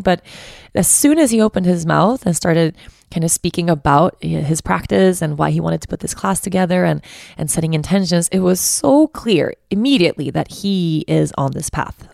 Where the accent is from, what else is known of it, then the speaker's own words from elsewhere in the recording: Stockholm, Stockholm County, Sweden; I'm from Stockholm, so I know the city really well